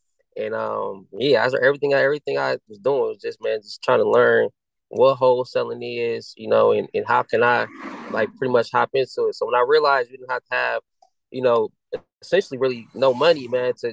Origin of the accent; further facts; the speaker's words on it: Akron, Ohio, United States; I'm from Akron, Ohio